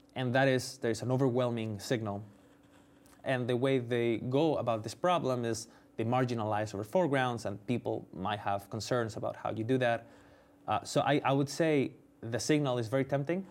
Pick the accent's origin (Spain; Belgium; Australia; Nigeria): Spain; moved away as an adult; also born or lived in United States; I'm from Spain. I came to do my P H D in the U S